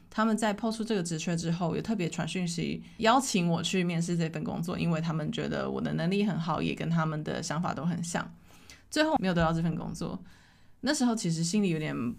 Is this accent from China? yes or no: no; Taiwan; 我觉得身为台湾人